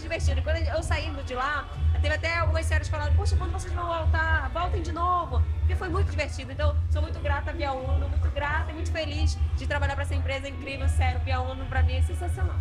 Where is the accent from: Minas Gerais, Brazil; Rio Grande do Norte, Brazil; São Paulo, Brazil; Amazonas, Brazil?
Amazonas, Brazil; Manaus; eu cresci no Boi Manaus